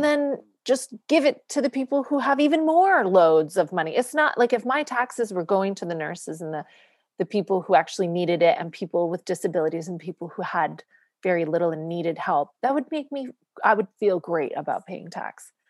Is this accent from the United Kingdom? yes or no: no; Canada; moved away; I'm a single mom and I'm Canadian